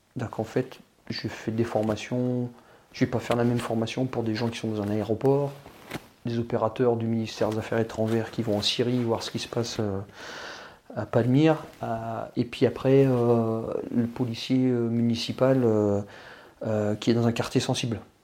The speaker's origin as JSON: {"language": "French", "country": "France", "said": "on est français"}